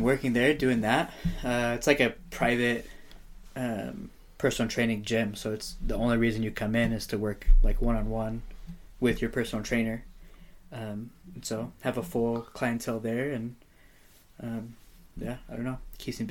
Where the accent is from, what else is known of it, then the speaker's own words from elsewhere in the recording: Amarillo, Texas, United States; moved away as an adult; also born or lived in Houston, Texas / Nebraska / California; now in Oregon, United States; Grew up in Amarillo, graduated high school there